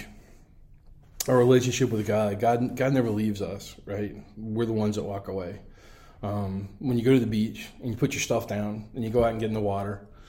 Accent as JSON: {"language": "English", "town": "Savannah", "region": "Georgia", "country": "United States", "tie": "born or raised there", "moved": "yes", "said": "I grew up here in Savannah"}